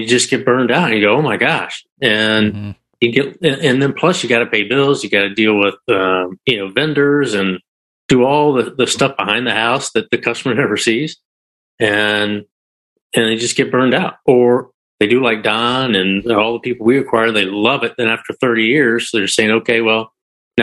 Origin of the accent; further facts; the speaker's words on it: Lakeland, Florida, United States; Doug and I are both from Lakeland